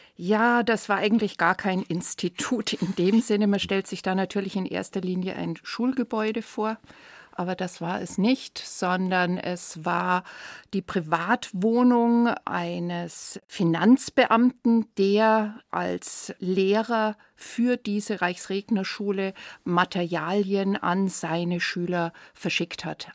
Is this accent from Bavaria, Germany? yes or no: yes; Herrsching, Bavaria, Germany; bei uns in Hersching